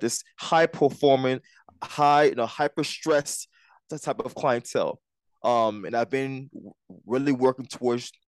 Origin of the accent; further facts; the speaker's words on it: Liberia; now in Jersey City, United States; I wasn't born here. I was born in Liberia